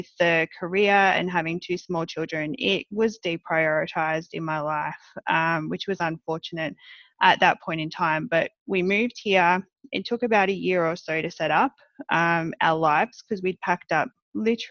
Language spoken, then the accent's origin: English; Australia; accent: Australian; moved away as an adult; now in New Jersey, United States; I grew up in Australia for most of my life